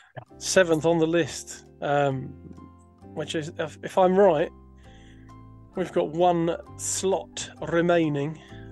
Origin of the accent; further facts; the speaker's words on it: Scotland, United Kingdom; I can't say it now because I'm Scottish, I think.